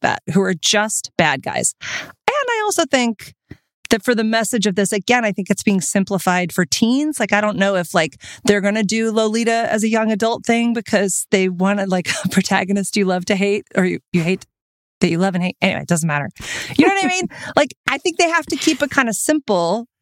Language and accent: English; Texas, United States; I grew up in Texas